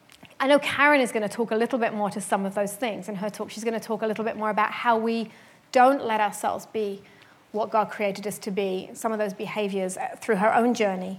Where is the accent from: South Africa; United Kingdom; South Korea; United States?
United Kingdom; London; moved away as an adult; I'm from London, and I moved here when I was 30